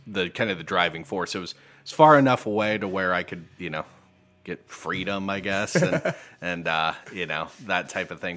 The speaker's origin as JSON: {"language": "English", "town": "New Bremen", "region": "Ohio", "country": "United States", "tie": "born or raised there", "also_born_or_lived": "Bowling Green, Ohio", "moved": "as an adult", "lives_now": "Perrysburg, United States", "said": "I grew up in New Bremen, Ohio"}